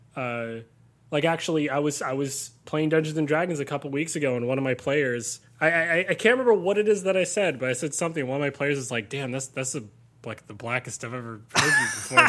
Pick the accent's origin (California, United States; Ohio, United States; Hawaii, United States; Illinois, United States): California, United States; Southern; I grew up in Southern California, had a very idyllic sort of upbringing